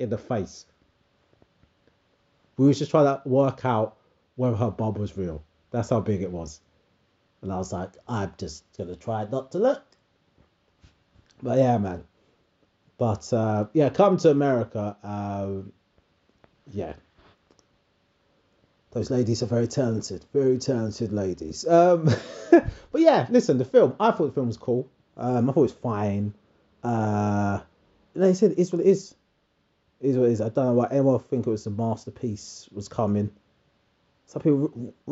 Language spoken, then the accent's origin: English; United Kingdom; people of my generation who are first generation Brits